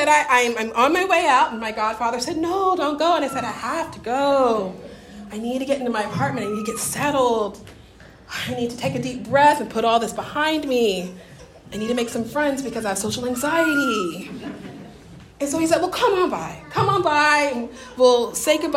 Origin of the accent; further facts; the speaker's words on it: Deep South, United States; my Pentecostal deep Southern upbringing